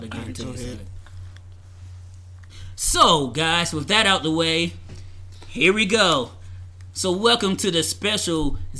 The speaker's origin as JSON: {"language": "English", "region": "the South", "country": "United States", "said": "since I'm from the South, I'm going to be a Southern gentleman"}